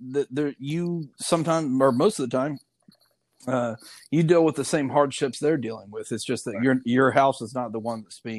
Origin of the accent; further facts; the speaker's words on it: Louisiana, United States; I said, "We're from Louisiana."